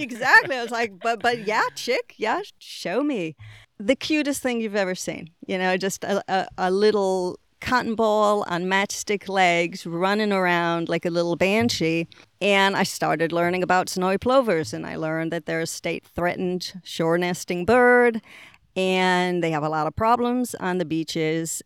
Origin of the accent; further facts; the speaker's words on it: Israel; moved away as an adult; also born or lived in Boston, Massachusetts, United States / England / Puerto Rico; now in Florida, United States; I grew up in Boston until the age of six. When I was six, my family moved to Israel, and I was there until the age of twenty-two. So, really, you know, most of my growing up was done in Israel.